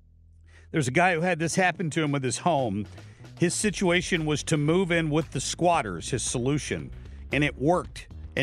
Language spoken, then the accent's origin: English; Ohio, United States; moved away; This is back in my home state of Ohio.